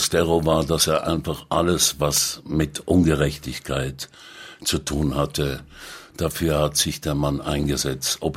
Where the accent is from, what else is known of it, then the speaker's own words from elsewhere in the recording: Zurich, Switzerland; Äh, ich bin am Zürichsee aufgewachsen, das ist richtig.